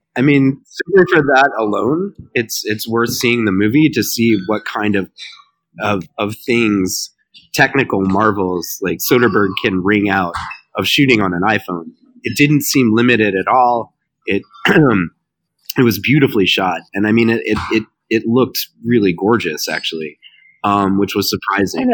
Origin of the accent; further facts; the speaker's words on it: Baton Rouge, Louisiana, United States; coming from my hometown. Um, and I followed LSU basketball as a kid